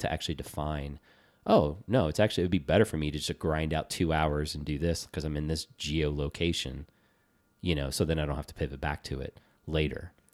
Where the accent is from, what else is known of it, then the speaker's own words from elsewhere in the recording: Virginia, United States; growing up in Virginia